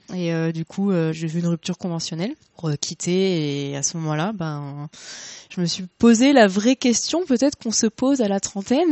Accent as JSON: {"language": "French", "town": "Le Havre", "region": "Normandy", "country": "France", "tie": "born or raised there", "moved": "as an adult", "lives_now": "Paris, France", "said": "ça fait plus de dix ans que j'habite à Paris. bon, je suis originaire du Havre à la base."}